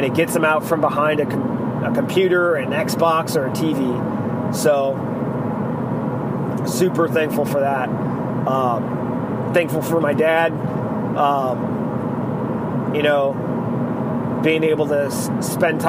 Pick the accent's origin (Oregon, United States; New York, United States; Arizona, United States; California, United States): Arizona, United States; I'm from Arizona, not Alabama, so my family tree does have branches